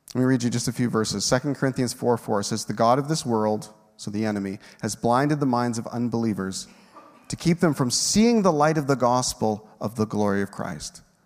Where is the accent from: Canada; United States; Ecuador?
Canada; Moose Jaw, Saskatchewan; we're from Moose Jaw